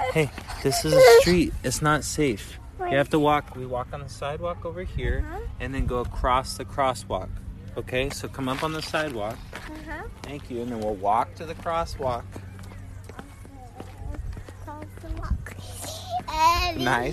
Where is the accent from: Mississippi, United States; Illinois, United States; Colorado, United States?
Colorado, United States; I'm from Colorado